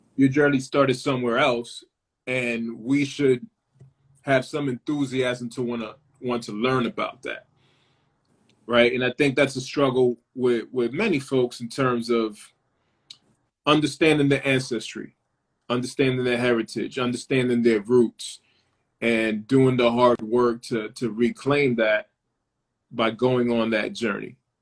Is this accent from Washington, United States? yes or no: no; Lawrence, Massachusetts, United States; I'm from Lawrence, Massachusetts, uh, and Lawrence has a particular identity